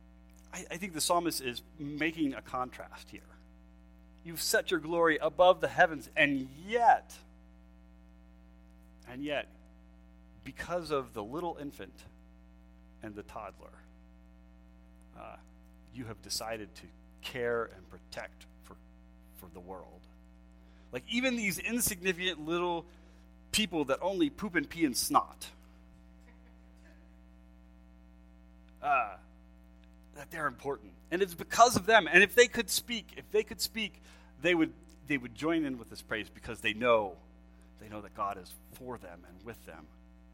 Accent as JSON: {"language": "English", "town": "Lancaster", "region": "Pennsylvania", "country": "United States", "tie": "born or raised there", "said": "I grew up in Pennsylvania, East Coast, Lancaster, Pennsylvania, Amish and Mennonite people"}